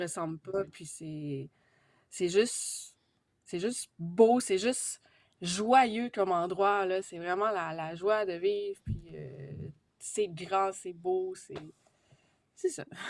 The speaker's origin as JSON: {"language": "French", "region": "Quebec", "country": "Canada", "said": "J'étais la seule du Québec"}